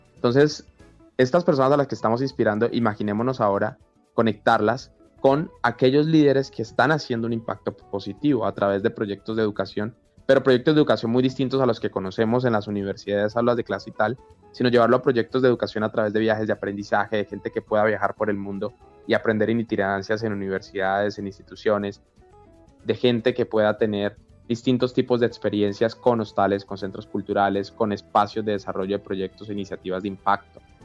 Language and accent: Spanish; Colombia; como colombiano